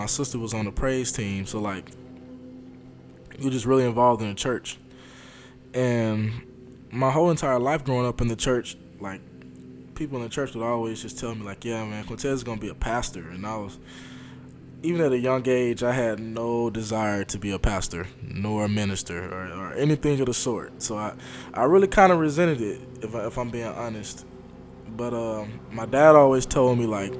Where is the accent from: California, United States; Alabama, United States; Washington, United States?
Alabama, United States; Montgomery; I grew up in Montgomery, Alabama, and my home church back home is Maggie Street